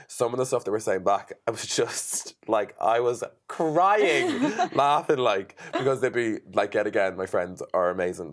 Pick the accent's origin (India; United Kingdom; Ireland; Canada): Ireland; I'm an Irish Irish designer